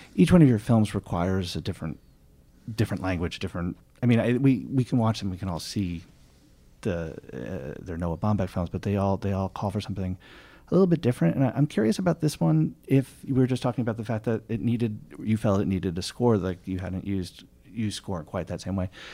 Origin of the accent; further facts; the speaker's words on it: New York, United States; as a New Yorker